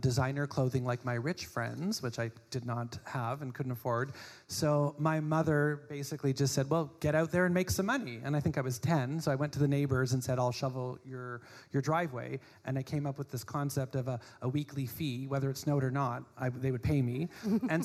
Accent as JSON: {"language": "English", "town": "Winnipeg", "region": "Manitoba", "country": "Canada", "tie": "born or raised there", "moved": "yes", "said": "I was born in Winnipeg, and youngest of three"}